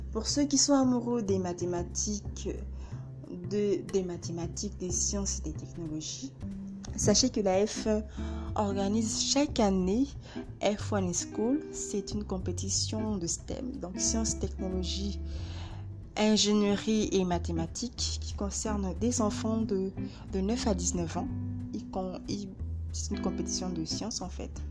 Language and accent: French; Gabon; mon pays d'origine, le Gabon, et pourquoi pas dans d'autres pays.